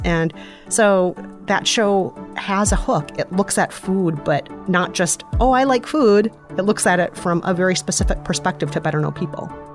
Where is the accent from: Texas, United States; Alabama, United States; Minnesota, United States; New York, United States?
Minnesota, United States; accent: Minnesotan; I'm Minnesotan, which, by the way, is an outstanding accent